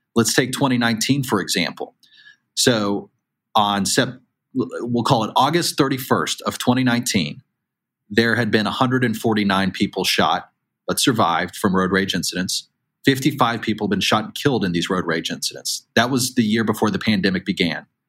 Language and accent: English; Chattanooga, Tennessee, United States; now in Newport News, United States; my hometown um, in, in Hamilton County area of Chattanooga, Tennessee.